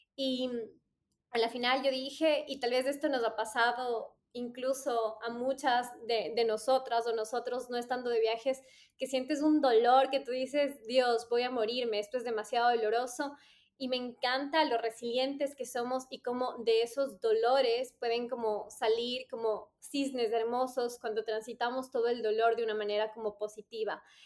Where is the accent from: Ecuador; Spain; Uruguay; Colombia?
Ecuador; moved away as an adult; cuando yo salí de Ecuador, mi, nivel de inglés era bastante básico